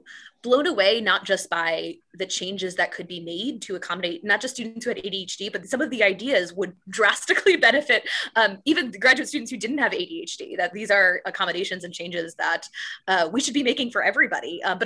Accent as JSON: {"language": "English", "area": "Pawnee hometown", "region": "likely Indiana", "country": "United States", "tie": "born or raised there", "moved": "yes", "said": "So the town Pawnee in Parks and Rec is based on my hometown"}